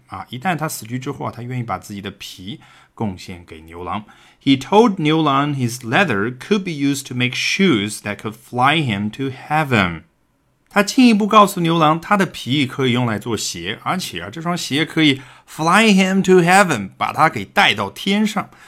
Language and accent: Chinese; China; 我们中国人古代看的是农历